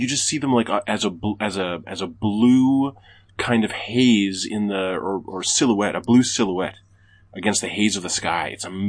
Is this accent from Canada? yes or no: yes; Canada